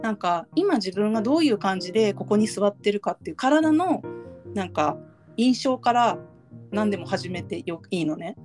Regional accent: Japan; 私たちは、まあ、日本に育っ生まれてるし日本で今生活してるし

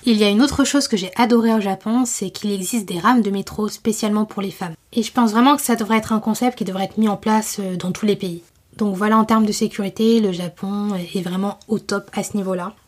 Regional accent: Paris, Île-de-France, France; je venais de Paris

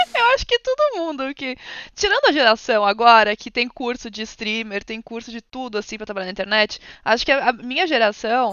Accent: São Paulo, Brazil; moved away as an adult; now in London, United Kingdom; eu nasci no Brasil, São Paulo, no momento moro em Londres

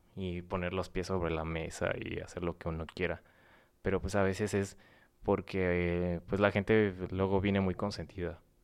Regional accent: San Luis Potosí, Mexico; now in Morelos, Mexico; soy potosino

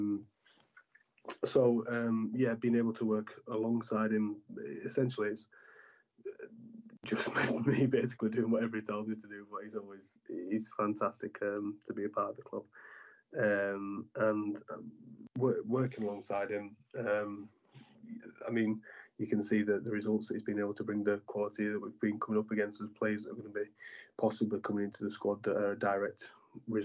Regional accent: Bradford, Yorkshire and the Humber, United Kingdom; near where I am from Bradford

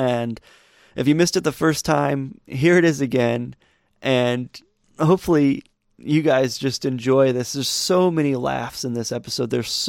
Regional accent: Montrose, Michigan, United States; also born or lived in Flint, Michigan; I grew up in Montrose, Michigan, which is on the northwest corner of Genesee County, and it's just a little farming community. But I say that, but at the same time, I was born in Flint.

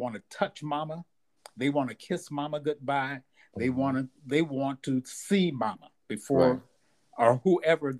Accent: Louisville, Kentucky, United States; moved away as an adult; also born or lived in Kent, Ohio; I grew up in Louisville, Kentucky, in a funeral home.

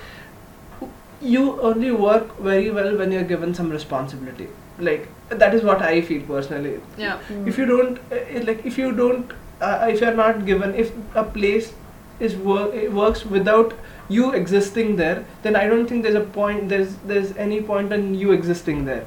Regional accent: Sangli, Maharashtra, India; moved away as an adult; now in Pune, India; I'm not from Pune, I'm from Sangli.

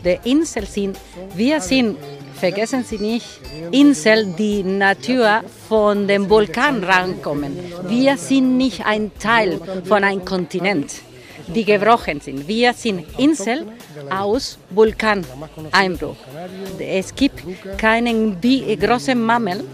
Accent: Gran Canaria, Canary Islands, Spain; haben wir die Resort für Touristen hier im Süden, sagen wir, gebaut und im Norden sind wir geblieben zum Leben

